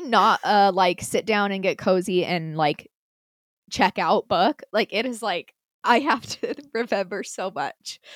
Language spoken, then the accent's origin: English; Utah, United States; accent: Utah; also born or lived in Minnesota; I moved back to Utah when I was like nine